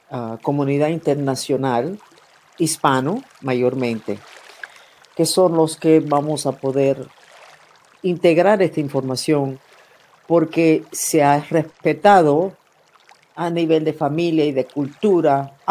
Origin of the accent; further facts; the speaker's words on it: Germany; born there; Y ha sido la razón por la cual nací. Nací en Alemania en un programa, literalmente, de investigaciones sobre el potencial humano.